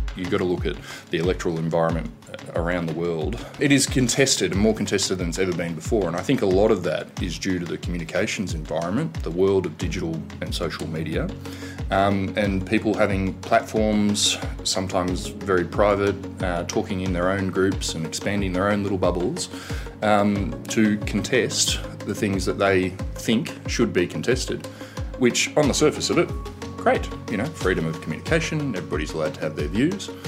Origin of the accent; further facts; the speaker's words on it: Canberra, Australian Capital Territory, Australia; from Canberra.